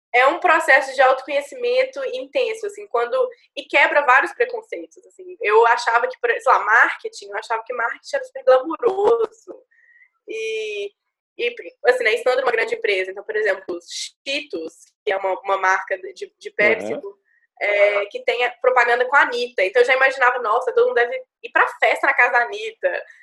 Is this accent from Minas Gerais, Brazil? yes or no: yes; Minas Gerais, Brazil; moved away as an adult; also born or lived in Juiz de Fora; now in São Paulo, Brazil; eu sou de Minas, sou do interior, trabalho, sempre trabalhei aqui no, no escritório de advocacia de Minas, sempre estudei em Minas